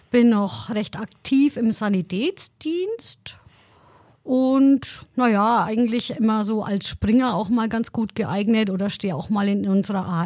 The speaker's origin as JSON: {"language": "German", "town": "Heroldsbach", "region": "Bavaria", "country": "Germany", "said": "Genau, ich bin ja aus Haroldsbach und ich bin auch aktiv im Heimat- und Trachtenverein"}